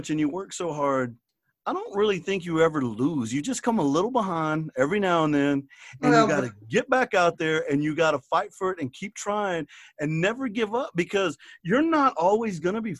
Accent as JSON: {"language": "English", "town": "Garden City", "region": "Texas", "country": "United States", "said": "I'm from Garden City, Texas"}